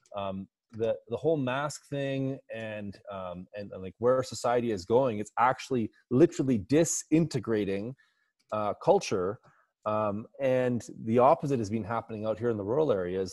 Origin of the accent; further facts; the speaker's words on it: Alberta, Canada; I'm from Alberta